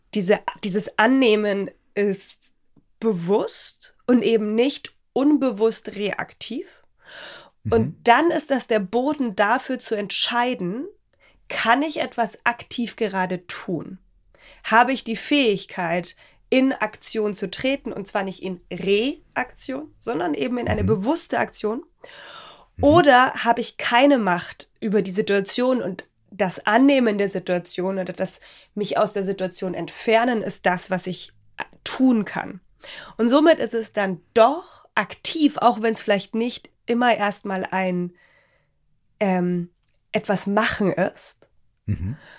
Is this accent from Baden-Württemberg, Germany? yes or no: no; Bavaria, Germany; wie man bei uns in Bayern sagt